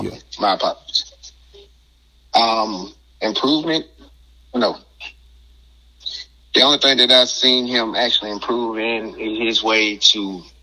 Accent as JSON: {"language": "English", "region": "the South", "country": "United States", "said": "And coming from, you know, like you said, I'm from the South, and, you know, having a white grandfather, and, dude, I went through it growing up."}